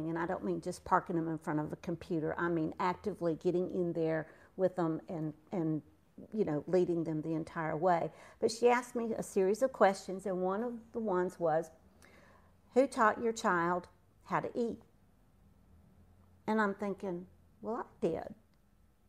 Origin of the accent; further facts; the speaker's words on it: Georgia, United States; accent: twang; also born or lived in South Florida; now in North Carolina, United States; moved to Georgia where I got my twang.